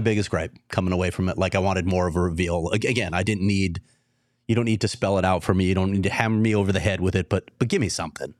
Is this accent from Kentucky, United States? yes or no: no; Chicago, Illinois, United States; now in Arizona, United States; I'm, I'm born and raised in Chicago.